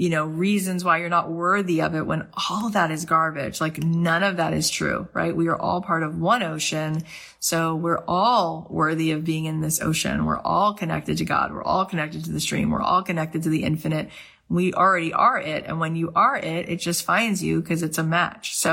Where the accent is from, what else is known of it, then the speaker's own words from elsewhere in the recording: St. Louis, Missouri, United States; now in Los Angeles, United States; I am here in LA. I moved out here from St. Louis, period. And I am an actor this is what I do.